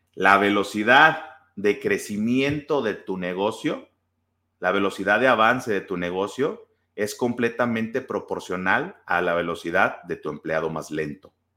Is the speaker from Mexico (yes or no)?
yes; Guaymas, Sonora, Mexico; now in Guadalajara, Mexico; yo soy de, vivo en Guadalajara, pero yo soy de Sonora, soy de Guaymas